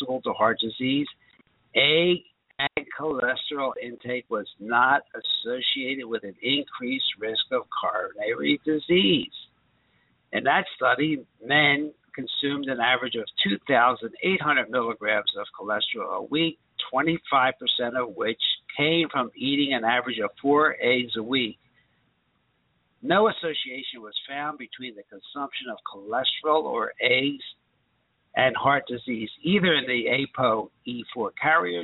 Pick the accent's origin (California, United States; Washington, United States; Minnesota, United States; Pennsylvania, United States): Pennsylvania, United States; Philadelphia; when I was raised in Philadelphia